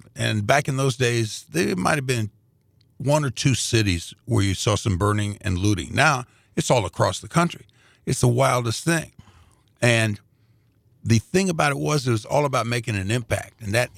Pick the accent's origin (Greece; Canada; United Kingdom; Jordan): Greece; now in Indianapolis, United States; But, you know, we're immigrants from Greece. That's a country. And when we first came, moved into the neighborhood in Indianapolis, it was all Europeans, a lot of Latvians.